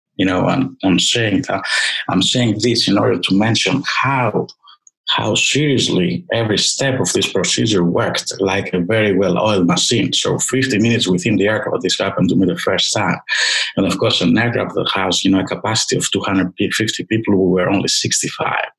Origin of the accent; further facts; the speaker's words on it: Greece; moved away; I was born in Greece